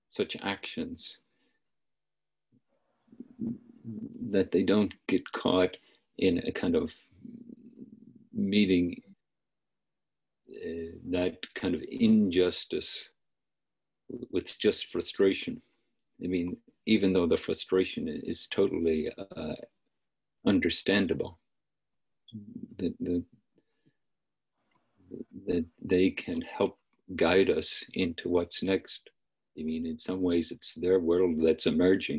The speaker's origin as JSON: {"language": "English", "region": "Northern Ireland", "country": "United Kingdom", "tie": "born or raised there", "moved": "yes", "lives_now": "United States", "said": "I didn't grow up in the United States. I grew up in Northern Ireland"}